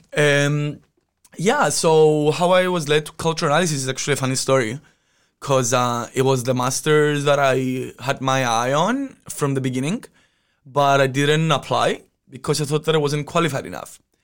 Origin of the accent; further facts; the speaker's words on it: Cyprus; moved away; I'm from Cyprus." Yes, I'm Mediterranean